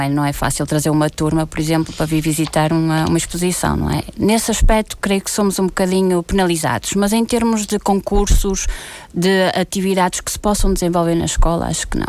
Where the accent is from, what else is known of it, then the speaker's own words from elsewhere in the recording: Porto, Norte, Portugal; moved away as an adult; also born or lived in Azores / Terceira; now in São Miguel, Portugal; vim para o Porto, eh, de onde sou na, natural